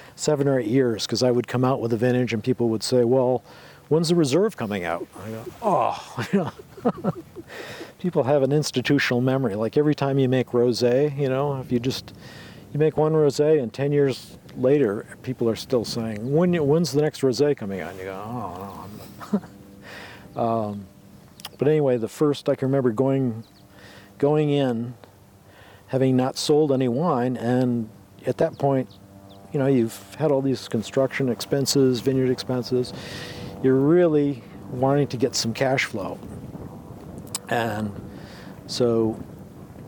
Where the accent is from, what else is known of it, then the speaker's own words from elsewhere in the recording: East Lansing, Michigan, United States; moved away as an adult; also born or lived in Alaska; now in Oregon, United States; Born and raised in Lansing, East Lansing, Michigan